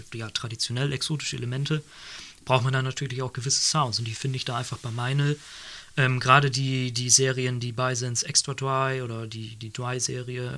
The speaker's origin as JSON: {"language": "German", "town": "Nordenham", "region": "Lower Saxony", "country": "Germany", "tie": "born or raised there", "said": "Nordenham, was, wir, was ich gerade erzählt das Kulturzentrum bei uns, also meiner Heimatstadt"}